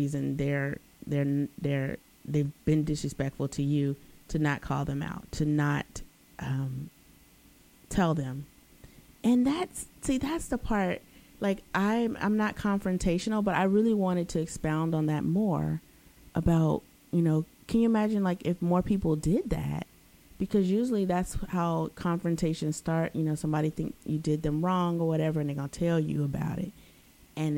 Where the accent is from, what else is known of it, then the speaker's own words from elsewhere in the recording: United States; Being an American